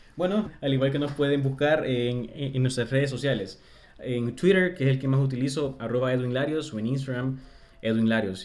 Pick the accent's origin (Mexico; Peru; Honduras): Honduras